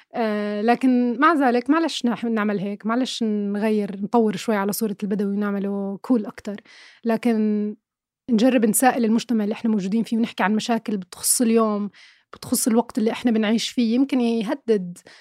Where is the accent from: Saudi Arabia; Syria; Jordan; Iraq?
Jordan; Irbid, Irbid Governorate; أنا كبرت في عشت في مدينة إربد مثلا أغلب حياتي